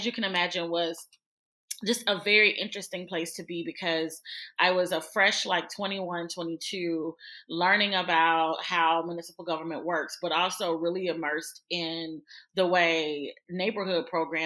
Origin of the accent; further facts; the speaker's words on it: Birmingham, Alabama, United States; moved away as an adult; also born or lived in Kentucky / Florida; I'm from Birmingham, Alabama. I'm a Southern girl. I was born and raised in the South.